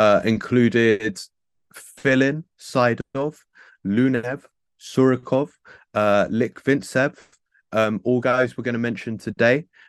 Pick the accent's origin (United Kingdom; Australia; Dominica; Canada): United Kingdom; as a British person